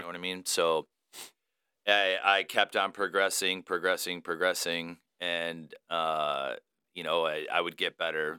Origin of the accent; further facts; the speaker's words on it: Romeo, Michigan, United States; also born or lived in Royal Oak, Michigan / Madison Heights, Michigan; I'm, uh, originally born and raised in Michigan, so I grew up in the Romeo slash Washington